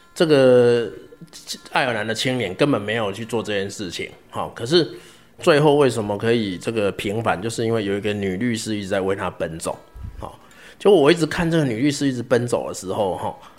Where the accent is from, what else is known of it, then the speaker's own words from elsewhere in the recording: Zhuqi, Chiayi County, Taiwan; moved away as an adult; also born or lived in Taipei / Heidelberg, Germany; 我老家是在嘉义县竹崎乡啊，哈，一个金丝村， 一个， 一个乡村，然后后来读嘉义高中